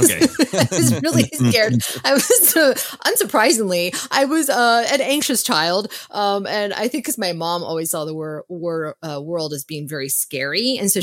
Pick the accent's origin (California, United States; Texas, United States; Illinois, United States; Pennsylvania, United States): California, United States; Tustin; I'm from Orange County. From when people think of Orange County, they might think of the beaches. And I was more inland in a city called Tustin.